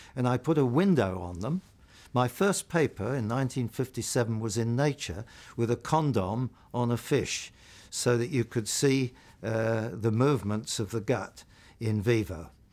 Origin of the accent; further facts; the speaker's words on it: London, United Kingdom; also born or lived in Portobello Road, London; I think I was born in Portobello Road in London, but, um, we then moved to Ealing, Greenford. I went to Greenford County Grammar School